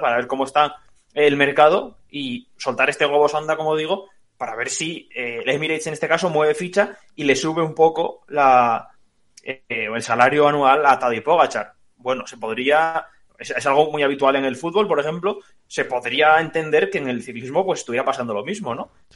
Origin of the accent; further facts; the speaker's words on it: Spain; como aficionado español que soy